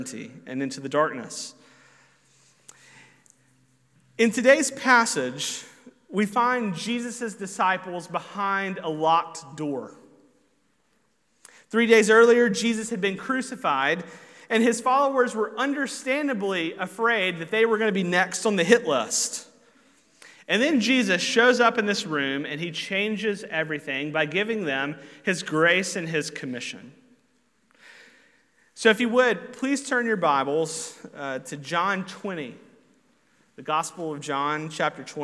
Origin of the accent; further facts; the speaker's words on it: Mississippi, United States; moved away as an adult; also born or lived in Charlotte, North Carolina; now in Virginia, United States; I'm originally from Mississippi. I don't know if you can tell the accent or not.